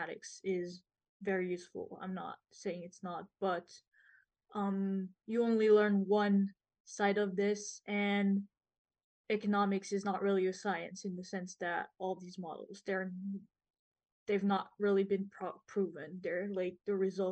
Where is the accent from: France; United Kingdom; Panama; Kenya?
France; now in Montreal, Canada; I'm from France